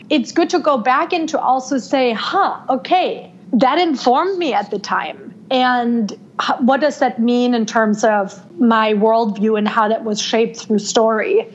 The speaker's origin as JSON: {"language": "English", "country": "Germany", "tie": "born or raised there", "moved": "yes", "lives_now": "United States", "said": "I was born and raised in Germany"}